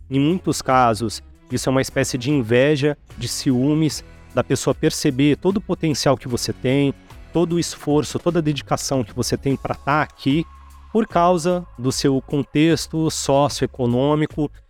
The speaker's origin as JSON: {"language": "Portuguese", "town": "Santos", "region": "São Paulo", "country": "Brazil", "tie": "born or raised there", "also_born_or_lived": "Registro / Venda Nova do Imigrante / São Vicente / Guarujá", "said": "Eu vivi quase toda a minha adolescência em Santos, ali na Baixada Santista, né?"}